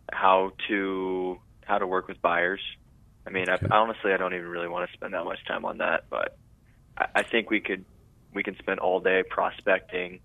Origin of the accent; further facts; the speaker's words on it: Tulare, California, United States; now in San Luis Obispo, United States; that was my hometown